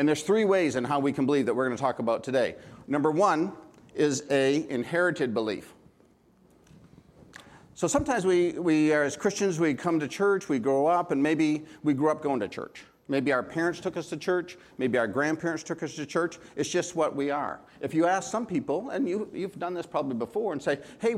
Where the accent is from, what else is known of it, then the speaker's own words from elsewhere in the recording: Houlton, Maine, United States; moved away; also born or lived in Amity, Maine / San Diego area; Originally, I'm from Houlton, Maine. I grew up in Houlton, Maine.